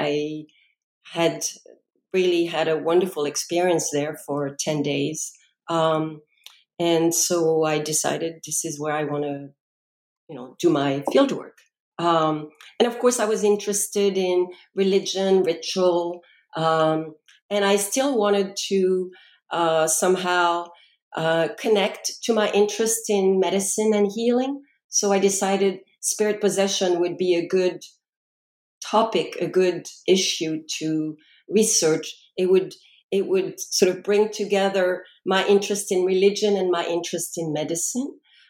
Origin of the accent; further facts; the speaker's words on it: France; English is a second language; moved away as an adult; now in United States; I was born and raised in France, and upon graduating from high school, decided I wanted to spend a gap year in the U.S. to learn English properly. And so I made my way to North Carolina and spent a year there.